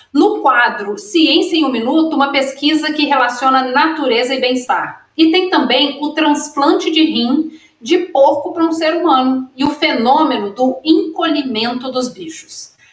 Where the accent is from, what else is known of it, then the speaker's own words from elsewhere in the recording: Minas Gerais, Brazil; eu sou mineira